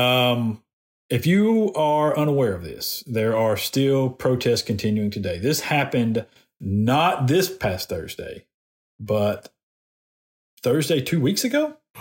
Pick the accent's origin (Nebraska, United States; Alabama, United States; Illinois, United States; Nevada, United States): Alabama, United States; Decatur; moved away; i am from Decatur. Um, I know a bunch of people in Decatur still. My parents still live in Decatur, and most of my family still lives there